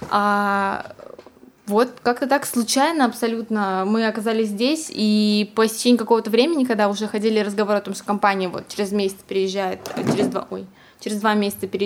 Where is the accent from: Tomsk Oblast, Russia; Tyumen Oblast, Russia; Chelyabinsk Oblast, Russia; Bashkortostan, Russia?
Tomsk Oblast, Russia; Tomsk; now in Moscow, Russia; Если честно, никогда и не думала, что я уеду из Томска.